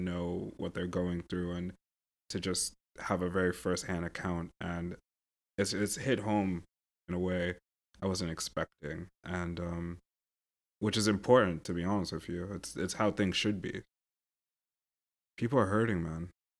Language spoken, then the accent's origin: English; New York City, New York, United States; also born or lived in London; I grew up here in New York and also in London, and because of that I've gotten to know a lot of Ukrainian people